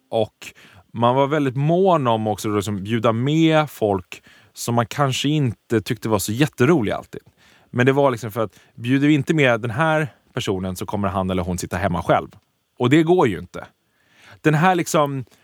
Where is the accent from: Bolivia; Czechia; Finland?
Czechia; Prague; now in Sweden; Prag är min hemstad.